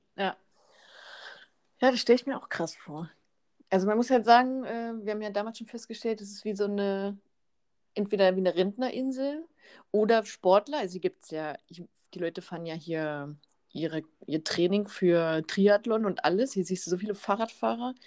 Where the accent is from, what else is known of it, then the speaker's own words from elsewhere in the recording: Cloppenburg, Lower Saxony, Germany; bei mir in Kloppenburg, ich kann da so gut leben